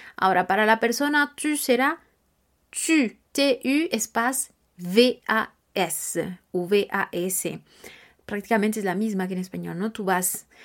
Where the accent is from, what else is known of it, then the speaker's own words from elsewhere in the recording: Mexico; yo soy mexicana